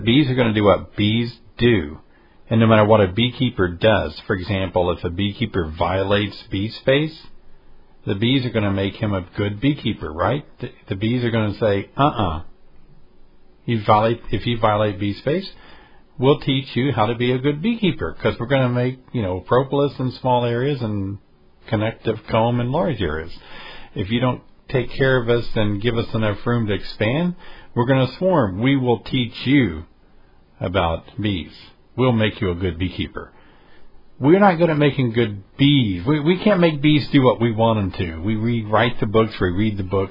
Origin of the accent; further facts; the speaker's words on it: Tennessee, United States; my home state of Tennessee